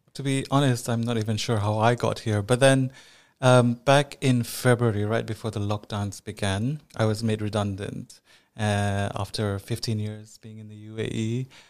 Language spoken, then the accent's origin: English; Manipur, India; now in United Arab Emirates; I am from Northeast India, um, from a state called Manipur